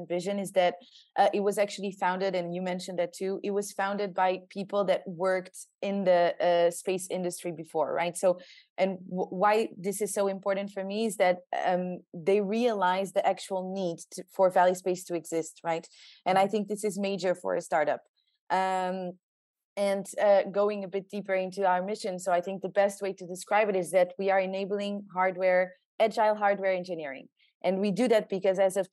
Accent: southern Portugal, Portugal; I'm from the south of Portugal, so where all the nice beaches are.

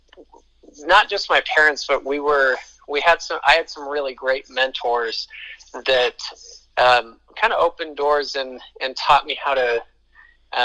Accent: Colorado, United States; now in Utah, United States; I was born in Utah, which is where I live now, but I was basically raised in Colorado from age 5 on

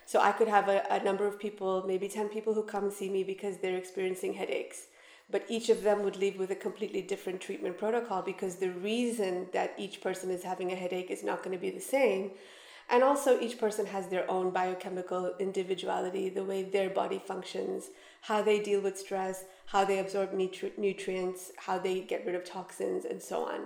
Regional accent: Canada; moved away as an adult; now in Dubai, United Arab Emirates; I studied in Canada, where we're from

